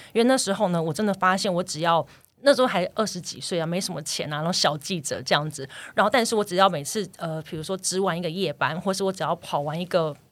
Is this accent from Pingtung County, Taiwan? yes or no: no; Kaohsiung, Taiwan; now in Taipei, Taiwan; 慢慢当然也是上来台北，因为我其实是高雄人嘛